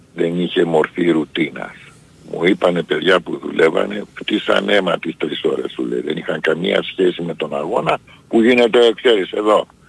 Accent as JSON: {"language": "Greek", "country": "Greece", "said": "εμείς σαν Έλληνες"}